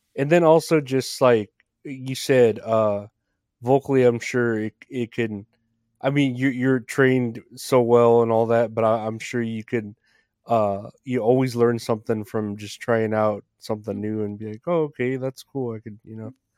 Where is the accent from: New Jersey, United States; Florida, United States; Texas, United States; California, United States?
Texas, United States; also born or lived in San Antonio; I'm from Texas too, I'm here in San Antonio.